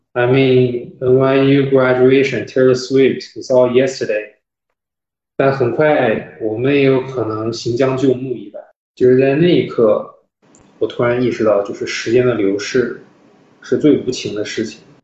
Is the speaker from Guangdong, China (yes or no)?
no; Shandong, China; moved away; 我老家是山东的 所以我的，哦，我，我，我，我，我爸爸妈妈和我们三个人都是山东人哦。所以我们所有的长辈儿、亲戚都在山东